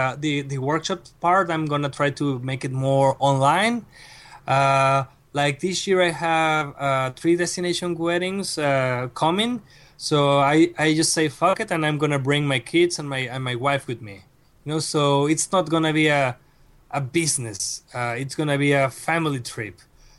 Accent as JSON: {"language": "English", "country": "Mexico", "tie": "born or raised there", "said": "And I arrived to Mexico, to my hometown, 3 days after my father passed away."}